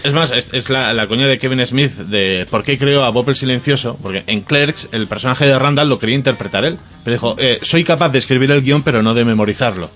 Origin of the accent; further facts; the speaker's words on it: Ibiza, Balearic Islands, Spain; en mi tierra, Ibiza